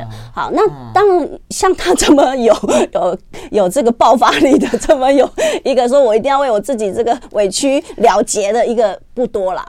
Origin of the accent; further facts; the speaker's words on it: Taiwan; 现在我们台湾人算方便